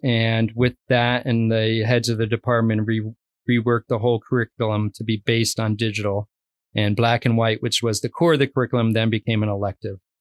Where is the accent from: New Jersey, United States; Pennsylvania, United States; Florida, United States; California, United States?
New Jersey, United States; moved away as an adult; also born or lived in Arizona / Mammoth / North Idaho / Keweenaw Peninsula; now in Copper Harbor, United States; I grew up originally in New Jersey, probably about twenty minutes outside of New York City in an affluent suburb